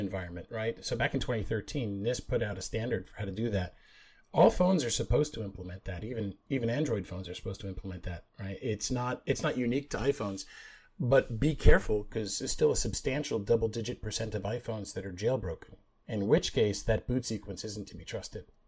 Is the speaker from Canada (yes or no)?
yes; Canada; now in United States; I grew up in Canada